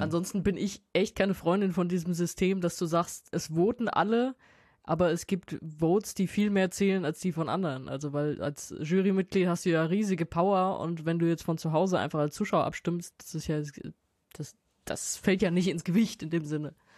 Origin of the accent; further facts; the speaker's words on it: Wiesbaden, Hesse, Germany; also born or lived in Mainz; Ich bin ja in Mainz zur Schule gegangen aus Wiesbaden